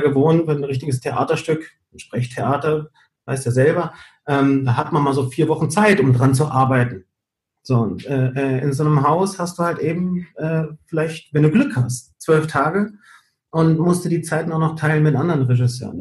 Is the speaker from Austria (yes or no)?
no; Gran Canaria, Canary Islands, Spain; moved away; also born or lived in Fuerteventura; ich komme aber ja eigentlich aus Gran Canaria.